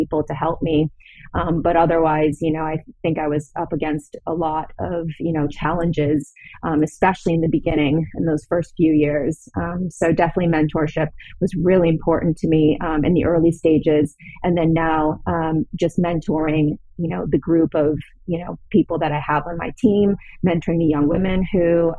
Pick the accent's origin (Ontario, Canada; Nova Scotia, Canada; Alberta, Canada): Ontario, Canada; Toronto; moved away as an adult; also born or lived in Los Angeles, United States; I'm originally from Toronto, from Canada. And I moved down to LA right after I graduated